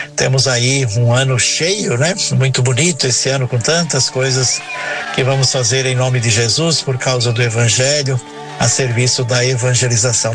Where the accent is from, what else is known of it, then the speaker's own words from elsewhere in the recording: Forquilhinha, Santa Catarina, Brazil; moved away; aqui na comunidade rural onde eu nasci